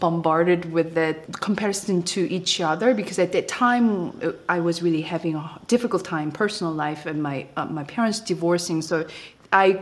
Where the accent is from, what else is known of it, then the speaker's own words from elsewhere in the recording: Busan, South Korea; English is a second language; moved away as an adult; staying in Busan, which is my hometown